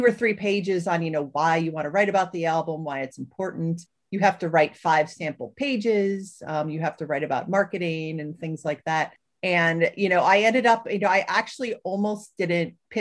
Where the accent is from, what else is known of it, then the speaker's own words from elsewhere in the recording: Cleveland, Ohio, United States; I grew up in Cleveland